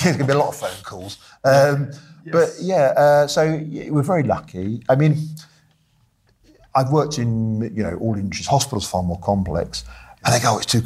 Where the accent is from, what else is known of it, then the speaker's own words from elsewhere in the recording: United Kingdom; I grew up in Britain in the late 70s and the early 80s